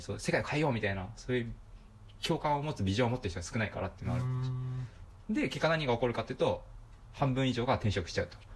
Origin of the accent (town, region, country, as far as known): Yokohama, Kanagawa, Japan; born or raised there